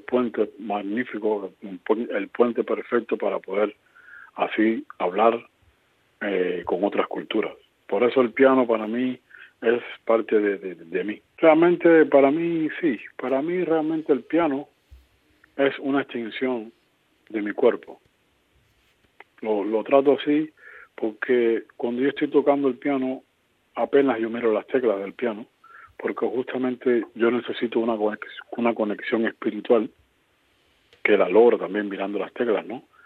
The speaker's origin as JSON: {"language": "Spanish", "country": "Cuba", "tie": "born or raised there", "said": "de Cuba"}